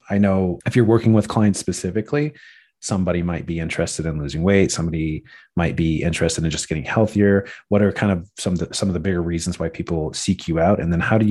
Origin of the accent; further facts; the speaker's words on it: United States; I'm from the States